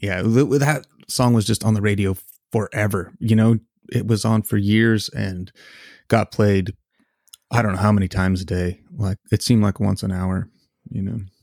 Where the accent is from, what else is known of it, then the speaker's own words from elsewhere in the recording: Canada; now in United States; I am a Canadian citizen